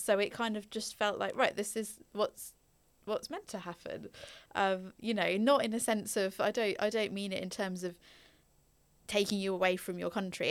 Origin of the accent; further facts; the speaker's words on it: Norfolk, East of England, United Kingdom; also born or lived in Belgium; I grew up in Norfolk, but not Norwich itself